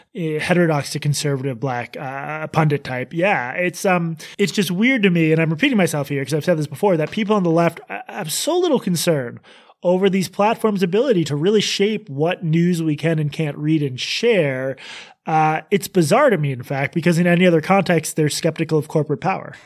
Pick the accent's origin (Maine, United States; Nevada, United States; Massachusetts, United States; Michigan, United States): Massachusetts, United States; growing up in Massachusetts